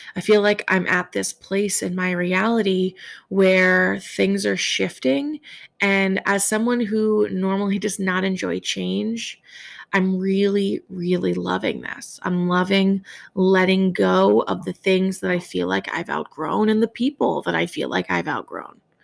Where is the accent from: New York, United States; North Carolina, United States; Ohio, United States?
New York, United States; as a New Yorker